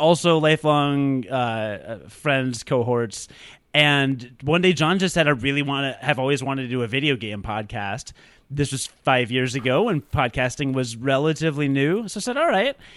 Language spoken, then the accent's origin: English; Rockford, Illinois, United States; now in Chicago, United States; I was born in a small hospital in Rockford, Illinois in nineteen eighty-five